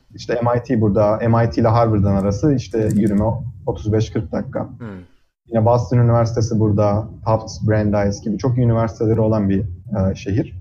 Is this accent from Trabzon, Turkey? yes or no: yes; Trabzon, Turkey; moved away as an adult; also born or lived in Ankara, Turkey; now in United States; Liseyi Trabzon'da okudum. Aslen Trabzonluyum.